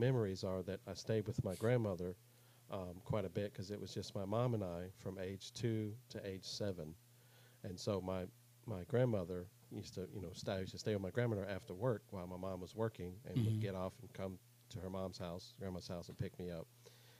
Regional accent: Florida, United States; moved away; they're down in my home state, Florida, now

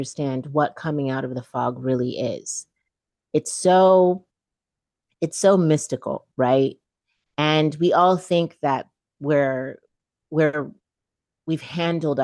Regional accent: Chico, California, United States; also born or lived in Saint-Michel, Haiti / Port-au-Prince, Haiti / New York; we left with a single white woman to grow up in Northern California, Chico

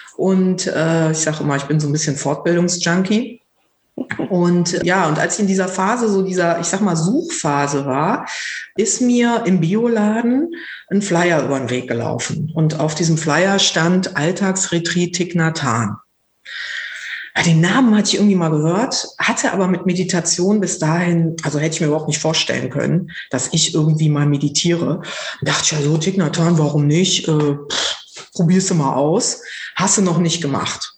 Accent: North Rhine-Westphalia, Germany; now in Berlin, Germany; Ursprünglich komme ich vom Niederrhein

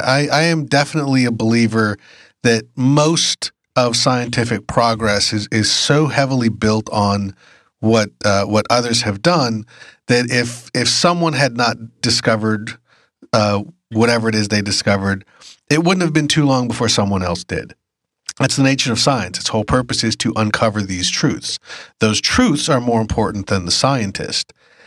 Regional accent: United States; I'm an American

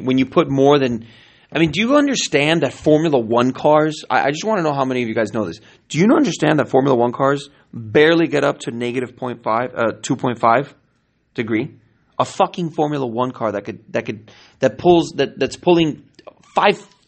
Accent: California, United States; now in Miami, United States; I'm from California

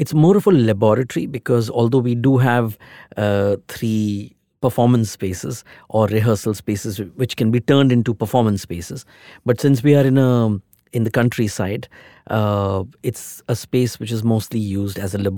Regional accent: Mumbai, Maharashtra, India; Since I'm from Mumbai, I wanted to go to the countryside away from the city.

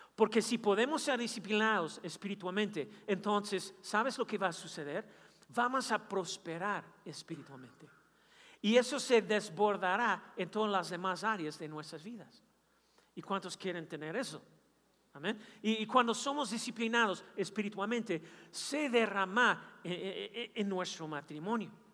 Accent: Kansas City, Missouri, United States; Yo nací en Kansas City

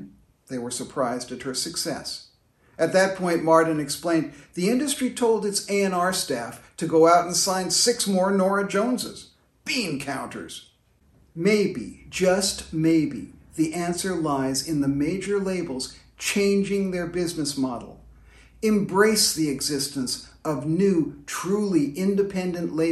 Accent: London, United Kingdom; I was a teenager growing up in the London of the 1960s.

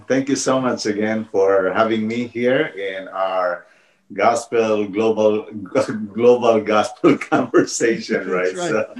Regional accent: Philippines; moved away as an adult; now in North Carolina, United States; I was born in the Philippines, and I moved here in the U.S. in 1995 with my wife, and God blessed us with 2 boys. But now we're residing here in North Carolina

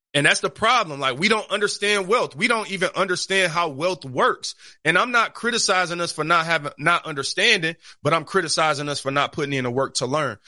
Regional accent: Detroit, Michigan, United States; I'm from Detroit or I'm from the East Side

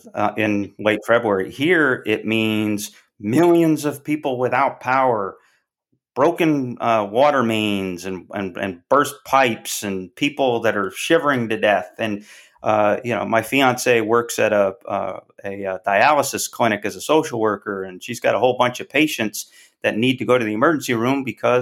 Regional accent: Syracuse, New York, United States; moved away; I grew up in Syracuse, New York

